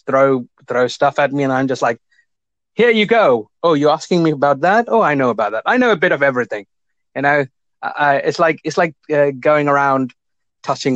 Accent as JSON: {"language": "English", "country": "India", "moved": "yes", "lives_now": "Cambridge, United Kingdom", "said": "I'm from originally from India, but I've moved to the UK in the early 2000s. So I live in Cambridge, United Kingdom"}